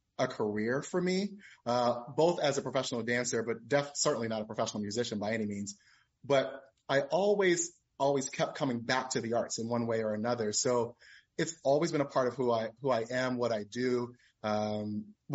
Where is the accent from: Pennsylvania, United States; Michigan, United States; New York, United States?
Pennsylvania, United States; Philadelphia; moved away as an adult; also born or lived in Atlanta, Georgia; I'm from South Philadelphia originally, not West Philadelphia like Will Smith